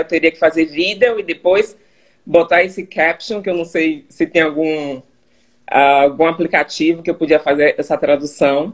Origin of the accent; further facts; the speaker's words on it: Salvador, Bahia, Brazil; moved away as an adult; now in Charlotte, United States; Sou de Salvador, Bahia.